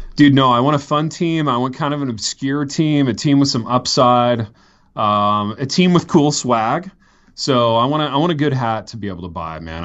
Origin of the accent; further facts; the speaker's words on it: Indiana, United States; I grew up in Indiana